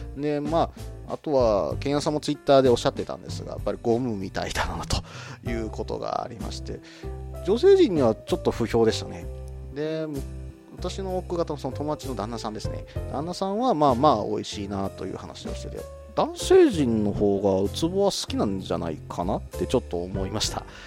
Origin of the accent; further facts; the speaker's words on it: Kansai, Japan; 食べる関西人なんで